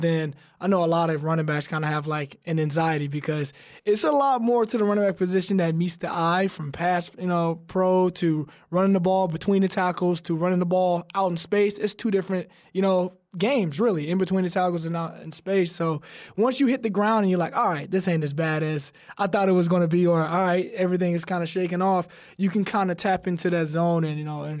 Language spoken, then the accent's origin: English; Alabama, United States; You know, and he's another Alabama guy. We're both from Alabama, so I got to tip my hat to him.